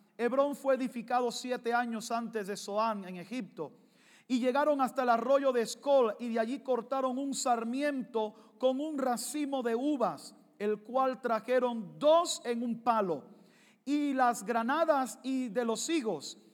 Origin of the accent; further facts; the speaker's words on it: Cuba; moved away; Soy cubano, negro y pentecostal.